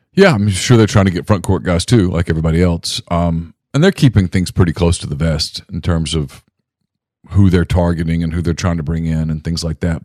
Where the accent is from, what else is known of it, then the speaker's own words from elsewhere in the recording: North Louisiana, United States; I was growing up in North Louisiana